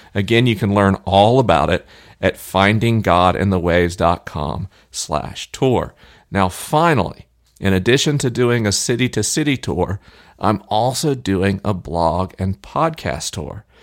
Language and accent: English; Tallahassee, Florida, United States; Tallahassee, my hometown